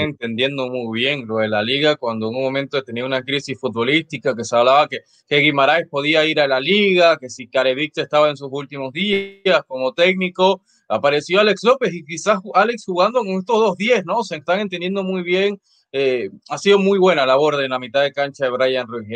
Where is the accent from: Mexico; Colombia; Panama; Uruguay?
Panama; yo como panameño